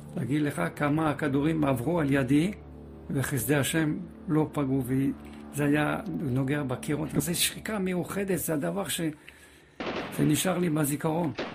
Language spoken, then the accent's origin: Hebrew; Paris, Île-de-France, France; also born or lived in Kfar Saba, Israel; now in Israel; גדלתי בצרפת, אה, בפריס